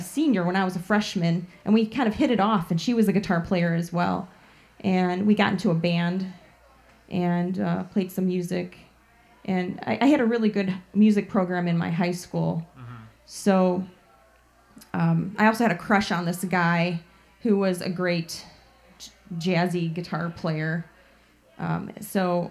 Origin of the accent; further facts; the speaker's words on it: Chicago, Illinois, United States; around Portage Park area where I grew up in Chicago